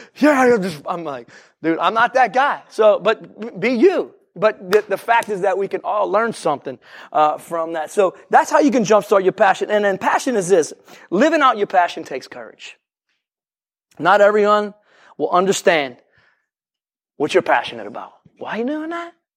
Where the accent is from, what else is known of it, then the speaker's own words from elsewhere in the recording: New Orleans, Louisiana, United States; I'm from New Orleans